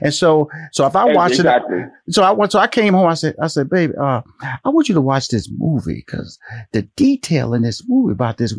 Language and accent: English; Houston, Texas, United States; I'm from Houston, Texas. I'm a Texas boy.